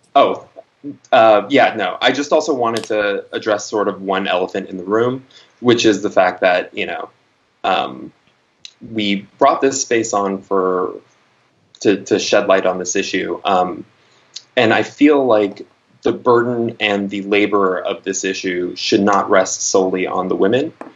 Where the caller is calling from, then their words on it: Los Angeles, California, United States; I'm calling from Los Angeles.